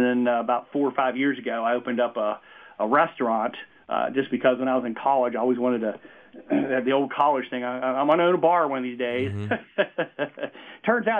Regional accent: West Virginia, United States; I'm originally from the Northern Panhandle. I graduated from Brook High School in 86. And then went to WVU in Morgantown for 6 years and got a degree in pharmacy.

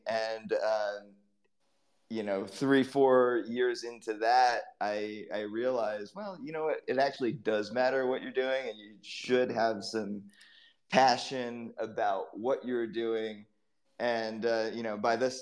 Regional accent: East Coast, United States; I grew up on the East Coast in the United States

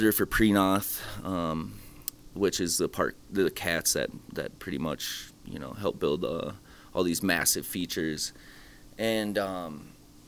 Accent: Worthington, Iowa, United States; I grew up out there in Worthington, Iowa, right outside of Dyersville

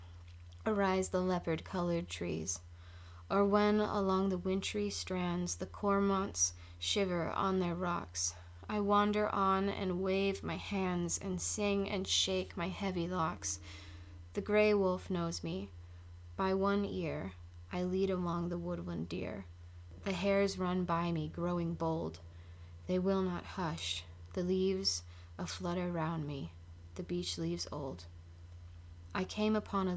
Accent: Ireland; I'm Irish

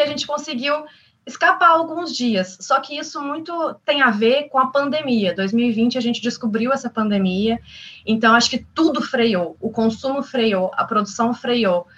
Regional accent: São Lourenço, Brazil; voltei para São Lourenço, para minha cidade natal, que é uma cidade muito pequenininha

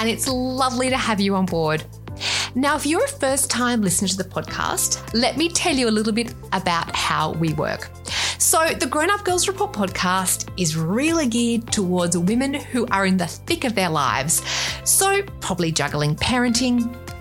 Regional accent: Australia; accent: Australian; with my accent, you can tell I'm Australian

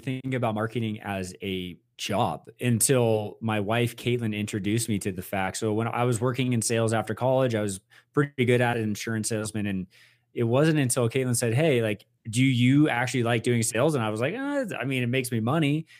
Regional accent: Westlake Village, California, United States; I am from Westlake Village, California

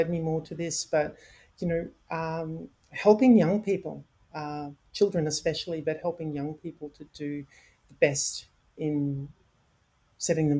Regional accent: Queensland, Australia; moved away; Queensland, Australia, where I'm from. I'm not from the Sunshine Coast myself

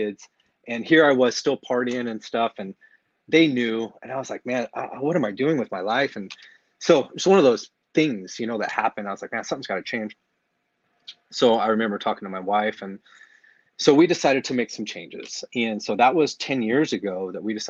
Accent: California, United States; moved away as an adult; now in Lake Havasu City, United States; born and raised in California area

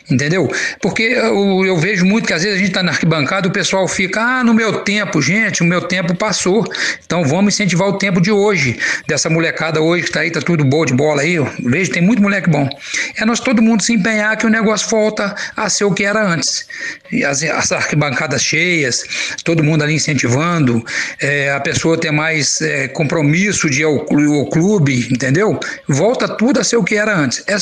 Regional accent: São João del-Rei, Minas Gerais, Brazil; born or raised there

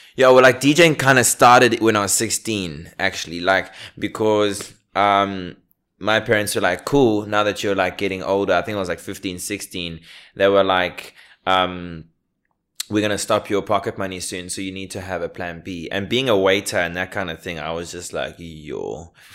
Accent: South Africa; now in Australia; I was born here, I grew up here, I was raised here

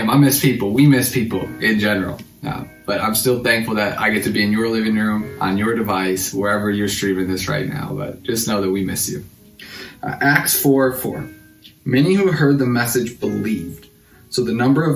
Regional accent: Racine, Wisconsin, United States; moved away as an adult; also born or lived in Illinois; I'm originally from Racine.

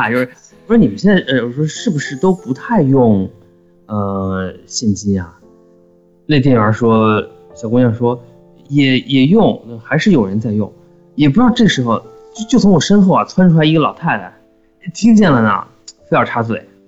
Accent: China; moved away; 我们中国人

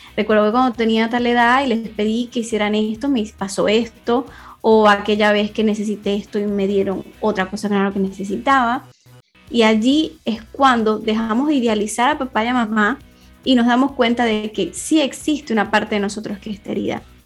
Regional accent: Venezuela; moved away as an adult; now in Spain; soy de Venezuela y en el 2017 me vine a migrar para acá, para España

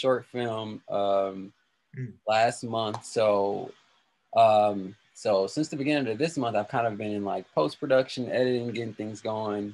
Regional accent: Milwaukee, Wisconsin, United States; Milwaukee born and raised. I've only been here

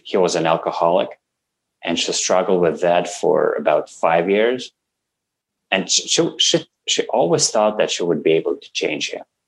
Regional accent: Russia; English is a second language; moved away as an adult; now in Canada; I come from Russia I'm 38 now and for 36 years I lived in Russia

